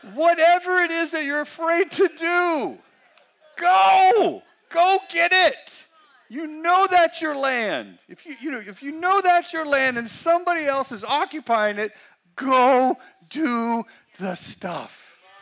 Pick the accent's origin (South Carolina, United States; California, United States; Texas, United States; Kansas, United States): California, United States; Weaverville; I'm from Weaverville